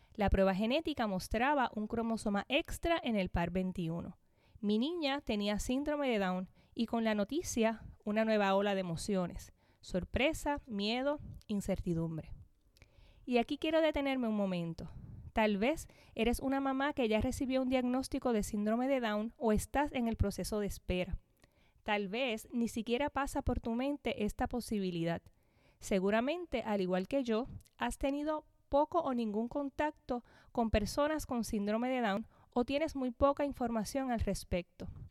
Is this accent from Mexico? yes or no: no; Corozal, Puerto Rico; Soy natural de Corozal, Puerto Rico, donde actualmente vivo con mi familia